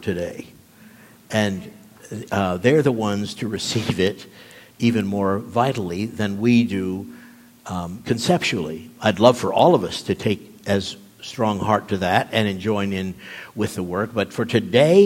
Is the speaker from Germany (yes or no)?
yes; Nuremberg, Bavaria, Germany; moved away; growing up in Germany, living in Nuremberg, where the Nuremberg trials had taken place